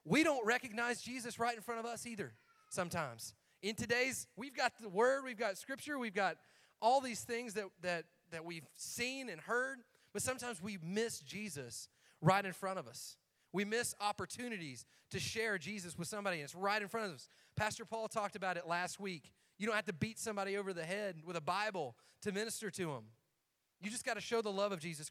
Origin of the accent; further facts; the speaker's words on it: Algood or Cookeville, Tennessee, United States; we're from Allgood or Cookville